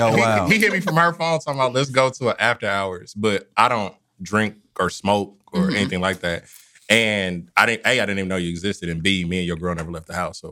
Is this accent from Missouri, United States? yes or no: yes; Kansas City, Missouri, United States; I'm from Parade Park